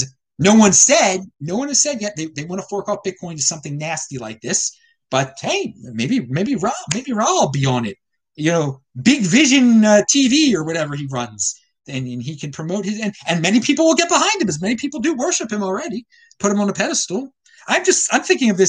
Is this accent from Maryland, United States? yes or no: yes; Baltimore, Maryland, United States; I was raised in Baltimore County.